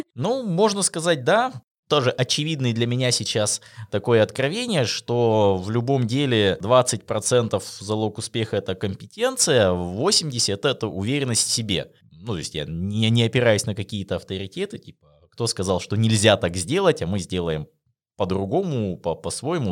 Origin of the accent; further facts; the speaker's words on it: Russia; наша диджитал-индустрия в России